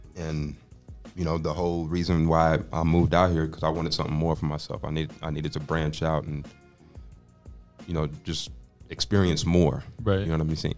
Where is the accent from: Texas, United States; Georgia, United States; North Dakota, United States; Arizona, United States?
Texas, United States; Austin; also born or lived in Dallas, Texas; I grew up in Austin